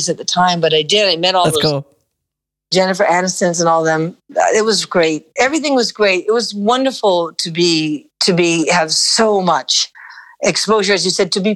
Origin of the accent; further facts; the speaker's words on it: New York City, New York, United States; I was born and raised in Manhattan